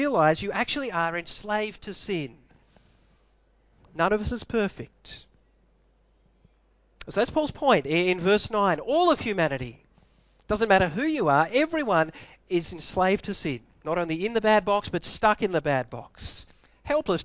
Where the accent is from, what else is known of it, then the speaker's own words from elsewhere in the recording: Melbourne, Victoria, Australia; I was born in Melbourne